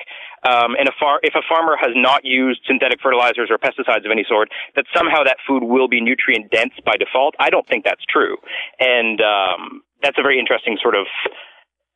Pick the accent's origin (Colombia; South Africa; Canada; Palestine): Canada; Vancouver, British Columbia; now in Quadra Island, Canada; I'm from Vancouver.